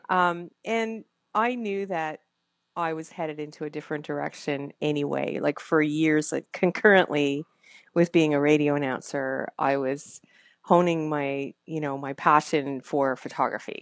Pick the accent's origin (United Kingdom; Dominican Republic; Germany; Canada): Canada; I'm a Canadian